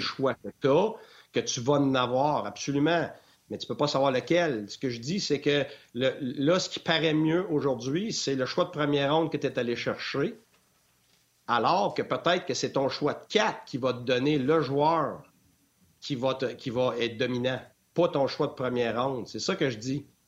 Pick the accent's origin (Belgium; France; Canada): Canada; Quebec; first language French; moved away as an adult; also born or lived in Ontario / Tampa, United States; quand j'en revenais l'été au Québec